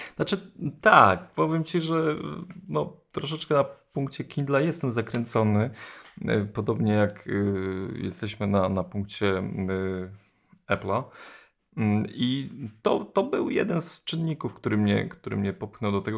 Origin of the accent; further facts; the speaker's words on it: Poland; jestem z Polski